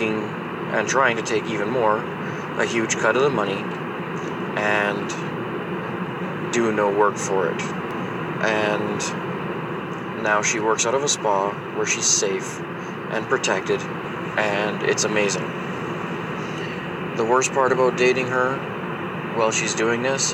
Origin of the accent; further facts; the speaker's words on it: Alberta, Canada; I'm from Alberta, Canada.